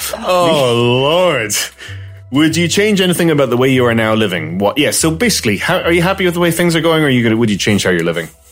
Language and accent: English; Malta; moved away as an adult; also born or lived in Glasgow, Scotland; now in Ireland; I was neither Maltese nor Scottish, but kind of floating in the middle somewhere in ether